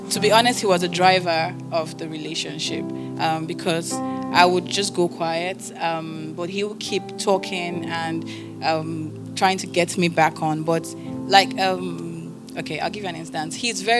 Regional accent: Port Harcourt, Rivers State, Nigeria; also born or lived in England; I grew up in Port Harcourt.

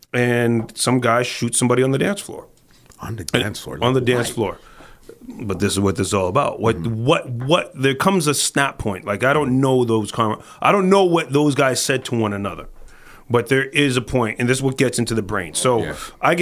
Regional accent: Toronto, Ontario, Canada; we're from Toronto. And this is how we talk

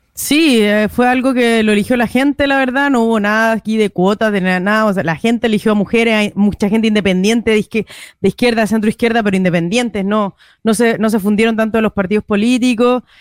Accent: Chile; now in Madrid, Spain

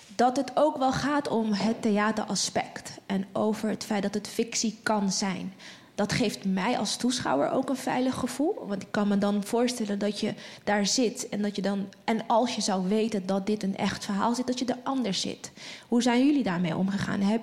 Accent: Netherlands; ons als Nederlanders

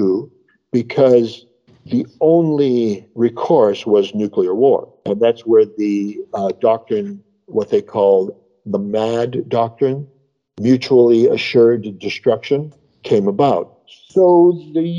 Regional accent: United States; now in Kobe, Japan; especially to me as an American

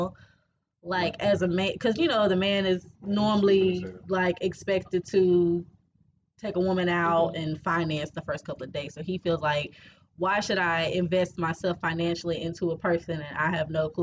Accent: California, United States; I'm from California. You know I got Mexican inheritance

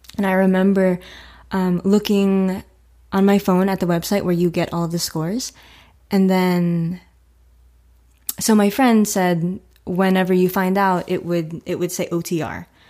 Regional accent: Florida, United States; also born or lived in Newark, New Jersey; I've lived in Florida for, oh, twenty-three years. So I moved here when I was two.

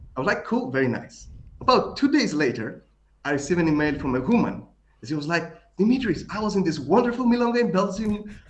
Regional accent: Greece; accent: Greek; my Greek accent

